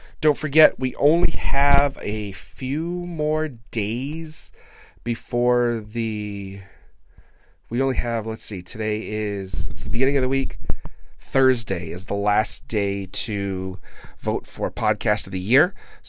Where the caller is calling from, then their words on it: New England, United States; So we're right in between Worcester, Mass. And Providence, Rhode Island.